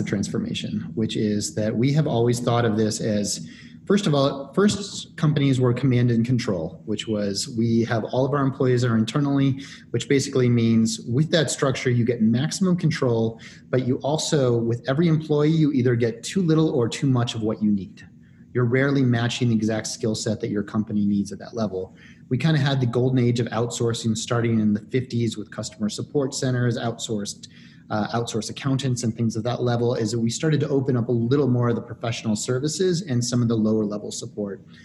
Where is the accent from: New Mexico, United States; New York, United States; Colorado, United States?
Colorado, United States; Denver; moved away as an adult; also born or lived in East Coast / Midwest / Santiago, Chile / Rio de Janeiro, Brazil; I'm from Denver, Colorado